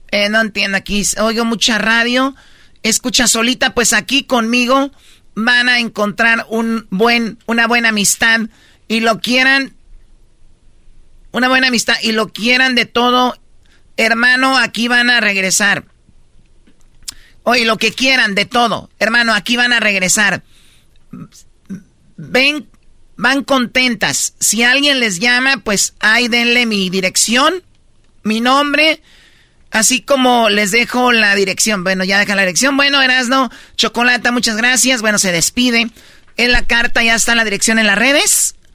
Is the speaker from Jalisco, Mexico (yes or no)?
yes; Jalisco, Mexico; now in United States; Yo soy del estado de Jalisco y como ven estoy en la prisión aquí en California